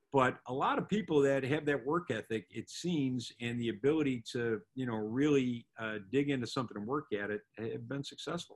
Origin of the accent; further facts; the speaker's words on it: Buffalo, New York, United States; also born or lived in Atlanta, Georgia / Orlando, Florida; now in Southwest Florida, United States; I'm from Buffalo, New York originally